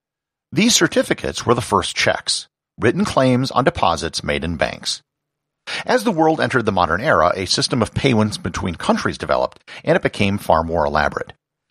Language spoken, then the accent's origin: English; New Mexico, United States; There are many wonderful things for people to learn about my home state of New Mexico